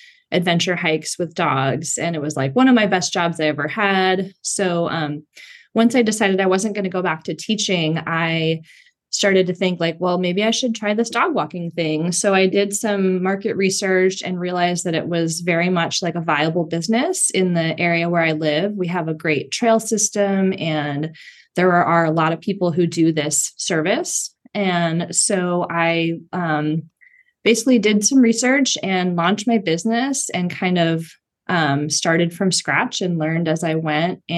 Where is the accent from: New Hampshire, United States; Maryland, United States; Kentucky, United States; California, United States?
California, United States; San Francisco; I grew up here in the San Francisco area, and I moved back here in 2012